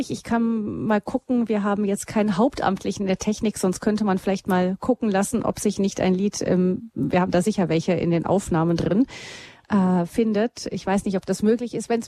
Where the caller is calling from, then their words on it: Pürgen, Bavaria, Germany; Pürgen liegt bei Landsberg am Lech.